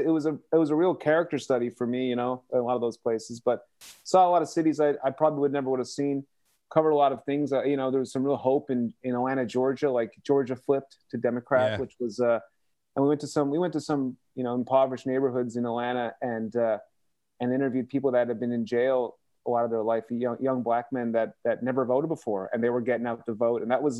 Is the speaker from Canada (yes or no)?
yes; Canada; We just say, we're Canadian. This is not our election.